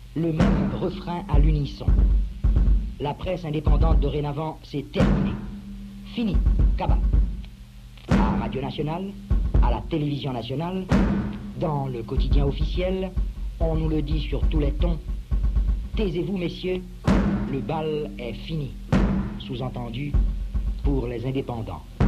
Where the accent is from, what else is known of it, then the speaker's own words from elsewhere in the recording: New York City, New York, United States; French is a second language; moved away as an adult; also born or lived in Haiti (ancestry); now in New Orleans, United States; J'ai quitté New York, City, où je suis née en 2010 pour la Nouvelle-Orléans, en Louisiane